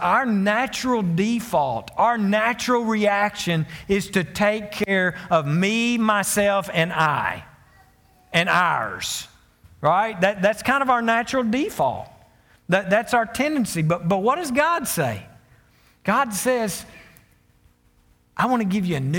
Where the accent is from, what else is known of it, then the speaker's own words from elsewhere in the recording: Conway, Arkansas, United States; moved away as an adult; now in Greenbrier, United States; I was from Conway.